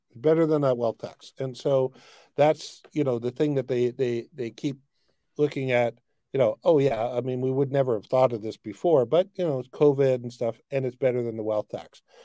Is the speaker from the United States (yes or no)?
no; Canada; as a Canadian